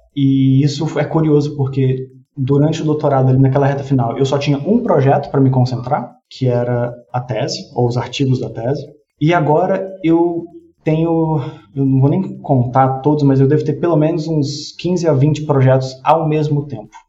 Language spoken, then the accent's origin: Portuguese; Brasília, Federal District, Brazil; eu fui nascido e criado em Brasília